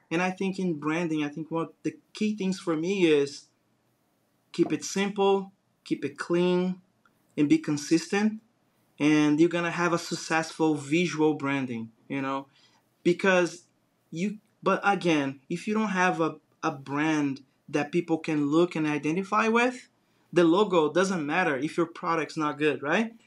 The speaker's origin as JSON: {"language": "English", "country": "Brazil", "tie": "born or raised there", "second_language": "English", "moved": "as an adult", "lives_now": "United States", "said": "I grew up in Brazil watching Bugs Bunny"}